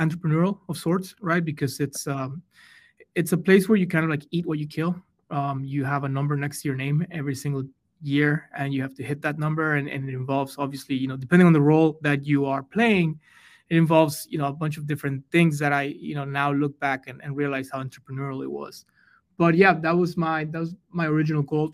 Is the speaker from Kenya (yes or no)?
no; Mexico; English is a second language; moved away; I'm from Mexico and I grew up on the border with Texas